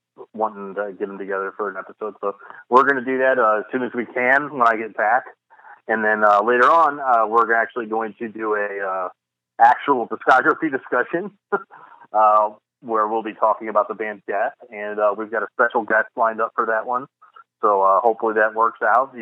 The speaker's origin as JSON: {"language": "English", "town": "St. Louis", "region": "Missouri", "country": "United States", "tie": "born or raised there", "moved": "yes", "said": "my hometown of St. Louis"}